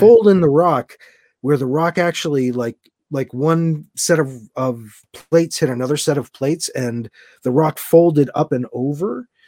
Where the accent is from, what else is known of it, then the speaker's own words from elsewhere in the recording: Massachusetts, United States; moved away; my mom still lives down there and that's where I grew up